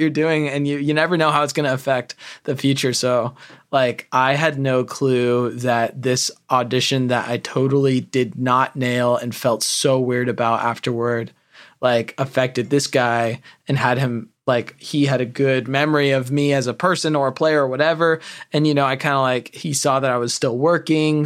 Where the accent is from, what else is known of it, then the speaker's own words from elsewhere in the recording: California, United States; I grew up in California